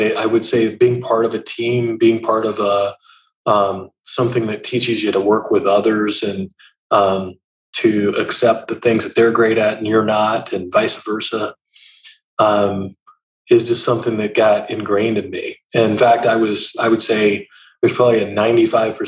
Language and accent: English; Eastern Montana, United States; moved away as an adult; also born or lived in South Georgia; now in Columbus, United States; You're on the plains of Eastern Montana.